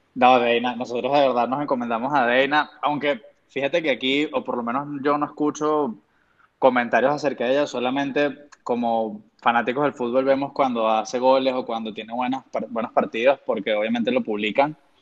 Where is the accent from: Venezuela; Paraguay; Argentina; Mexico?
Venezuela